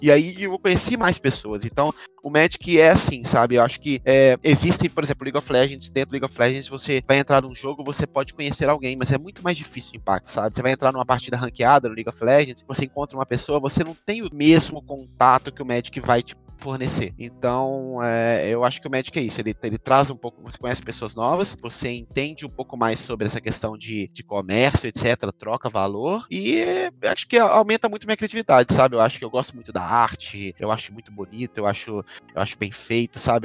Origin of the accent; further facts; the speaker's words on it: Belo Horizonte, Minas Gerais, Brazil; moved away as an adult; now in São Paulo, Brazil; eu nasci em Belo Horizonte, né? É, Minas Gerais. E eu moro em São Paulo há cinco anos